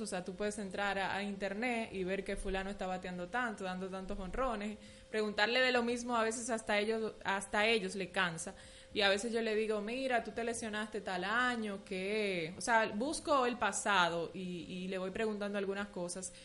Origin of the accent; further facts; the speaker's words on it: Haina, San Cristóbal, Dominican Republic; moved away as an adult; now in Santo Domingo, Dominican Republic; nací en Jaina. Eh, ah, ok. Sí, pero ya no vivo allá, pero sí me crié, estudié y todo allá